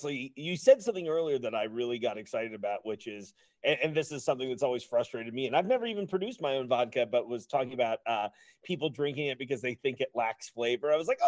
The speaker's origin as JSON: {"language": "English", "region": "East Coast", "country": "United States", "moved": "yes", "lives_now": "Northern Kentucky, United States", "said": "I live in Northern Kentucky and I'm a transplant. I'm from the East Coast originally."}